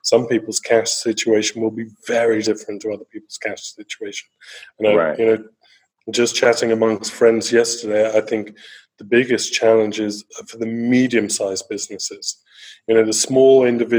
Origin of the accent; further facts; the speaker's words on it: England, United Kingdom; now in Brazil; I'm an Englishman. Home is originally England